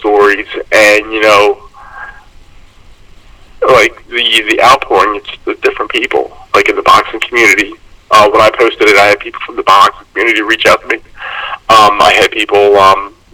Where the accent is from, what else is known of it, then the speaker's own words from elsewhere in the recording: Glenside, Pennsylvania, United States; also born or lived in Harleysville, Pennsylvania; where I grew up in Glenside, and it's about 20-some minutes from where I live now in Harleysville